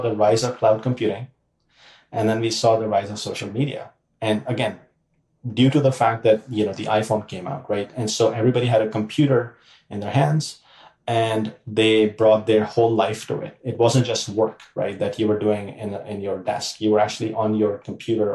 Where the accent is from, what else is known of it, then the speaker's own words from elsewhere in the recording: Pakistan; moved away as an adult; I grew up in Pakistan